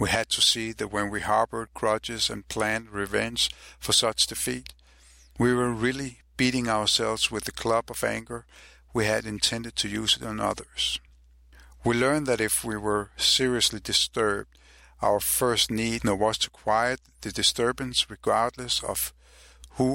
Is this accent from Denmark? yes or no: yes; Copenhagen, Capital Region of Denmark, Denmark; I am from Copenhagen, Denmark